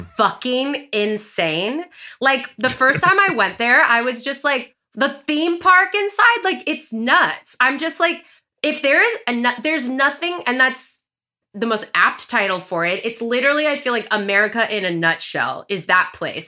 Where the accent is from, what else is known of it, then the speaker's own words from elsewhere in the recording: Glendale, California, United States; also born or lived in Los Angeles; I'm from L A, but I grew up in Glendale